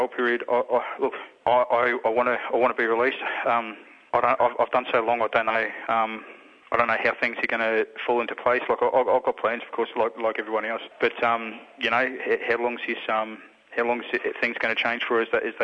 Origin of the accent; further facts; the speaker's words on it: Queensland, Australia; now in Victoria, Australia; I'm a Murray from Queensland. I've been in Victoria for the last 30 years.